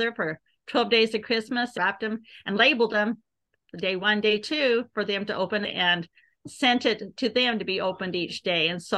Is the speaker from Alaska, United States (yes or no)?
no; Omaha, Nebraska, United States; I'm from Omaha, Nebraska.